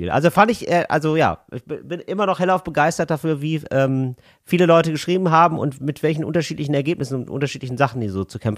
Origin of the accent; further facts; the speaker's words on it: Rhineland, Germany; Als Rheinländer im mhm.